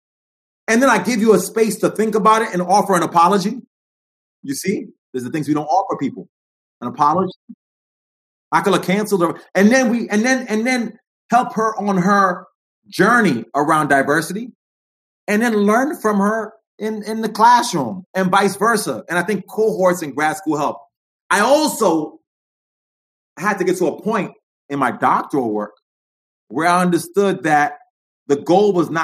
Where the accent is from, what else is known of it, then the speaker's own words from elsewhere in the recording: New York, United States; now in Los Angeles, United States; I'm a New York cat. I'm working in LA now, but I'm a New York dude. I'm from the Bronx.